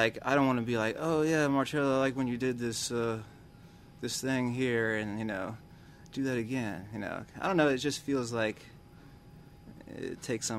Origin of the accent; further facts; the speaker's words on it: Tupelo, Mississippi, United States; also born or lived in Laurel / Clarksdale; I didn't grow up in Jackson. I grew up in Tupelo and Laurel mostly.